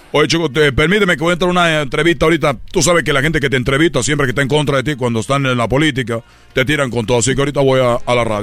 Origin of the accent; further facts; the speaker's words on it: Zamora, Michoacán, Mexico; Yo soy de, de aquí, de... Soy de Zamora, Michoacán.